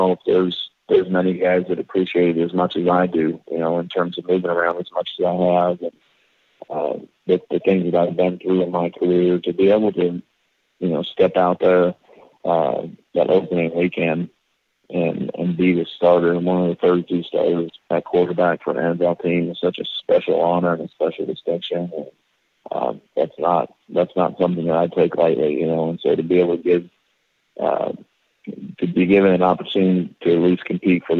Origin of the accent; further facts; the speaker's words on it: Gilbert, Arizona, United States; when I was growing up in Gilbert, Arizona